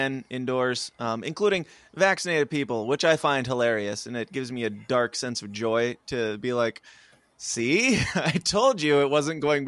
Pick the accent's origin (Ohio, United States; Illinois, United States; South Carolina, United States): Illinois, United States; I'm from Illinois, not Chicago.